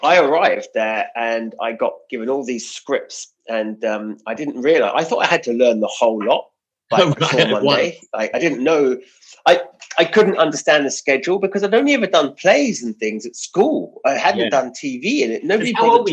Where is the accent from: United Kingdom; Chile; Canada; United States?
United Kingdom; we're British